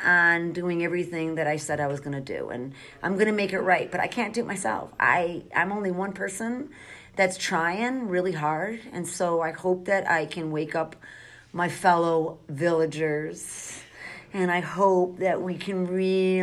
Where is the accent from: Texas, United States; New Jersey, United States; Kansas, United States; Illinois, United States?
Illinois, United States; Chicago; also born or lived in Australia; I grew up in Michael Madigan's district, and I watched my community, like Marquette Park